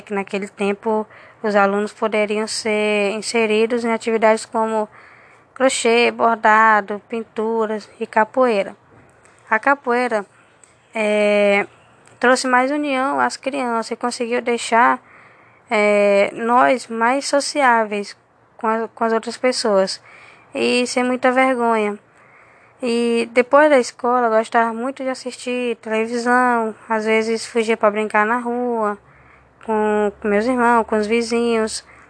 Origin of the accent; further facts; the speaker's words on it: Caracaraí, Roraima, Brazil; also born or lived in Vila de Entre Rios; now in Boa Vista, Brazil; sou natural de Caracaraí, atualmente tenho 24 anos e estou residindo em Boa Vista